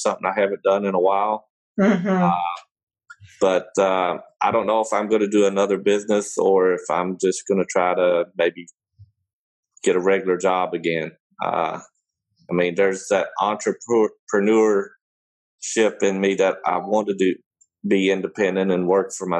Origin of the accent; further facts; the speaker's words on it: Kentucky, United States; also born or lived in Germany; I grew up in Kentucky